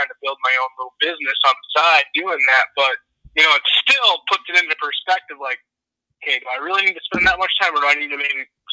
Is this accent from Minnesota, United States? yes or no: yes; Minnesota, United States; moved away as an adult; also born or lived in Montana; now in Texas, United States; I grew up in Minnesota